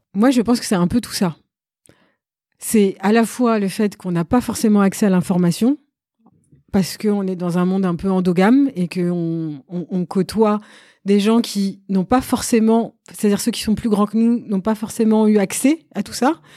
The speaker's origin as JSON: {"language": "French", "town": "Sarcelles", "region": "Île-de-France", "country": "France", "tie": "born or raised there", "said": "j'ai grandi dans le Val d'Oise, j'étais au lycée à Sarcelles"}